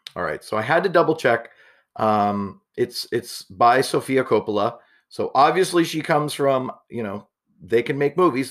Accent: Canada; being Canadian

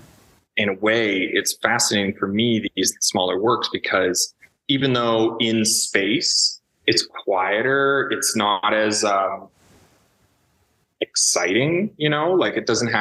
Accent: Toronto, Ontario, Canada; I grew up in Toronto, the city of Toronto

